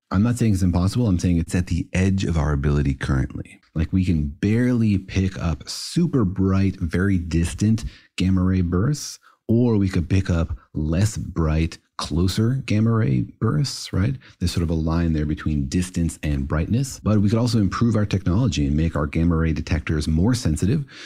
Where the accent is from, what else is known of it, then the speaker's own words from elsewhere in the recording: Los Alamos, New Mexico, United States; I grew up in Los Alamos, which was certainly a nerve center for this kind of stuff